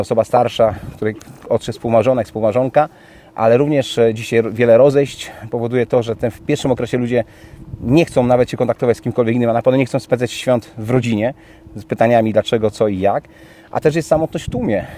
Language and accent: Polish; Kołobrzeg, West Pomeranian Voivodeship, Poland; mój rodziny Kołbrzeg, bo pochodzę z Kołbrzegu